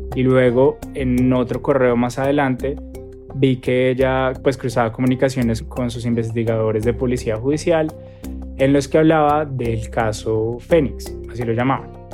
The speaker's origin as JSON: {"language": "Spanish", "country": "Colombia", "said": "soy periodista colombiano"}